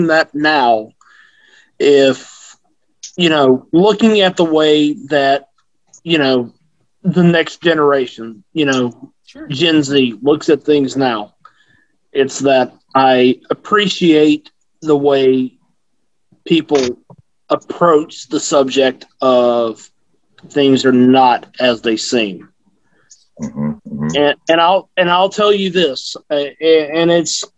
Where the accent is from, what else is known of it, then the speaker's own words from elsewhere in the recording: the South, United States; I grew up in the South